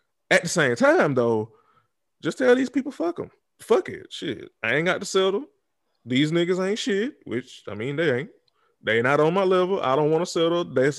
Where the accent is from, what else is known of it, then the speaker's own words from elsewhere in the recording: the South, United States; Again, I'm from the South, born and raised.